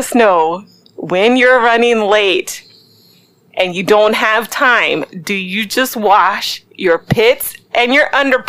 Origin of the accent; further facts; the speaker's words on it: Baltimore, Maryland, United States; We are three sisters from the Baltimore, Maryland area.